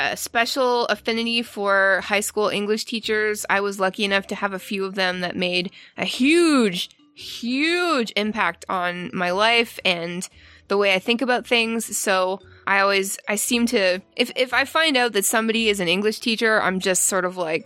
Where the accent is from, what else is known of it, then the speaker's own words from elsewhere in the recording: Canada; moved away; I used to work at a Domino's Pizza in my hometown back in Canada years ago